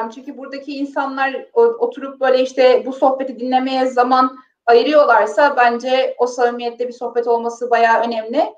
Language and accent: Turkish; Mudanya, Bursa, Turkey; Çünkü ben Mudanyalıyım, çok böyle mütevazi bir e, Anadolu ailesinin kızıyım. E, çok tahmin edebileceğiniz şartlarda, çok tahmin edebileceğiniz e, böyle traditionlar yani gelenek ve göreneklerle büyüdüm.